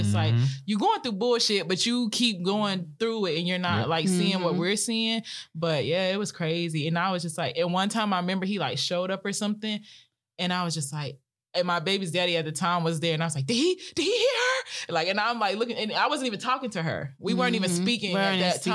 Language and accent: English; Whiteville, North Carolina, United States; we're from Whiteville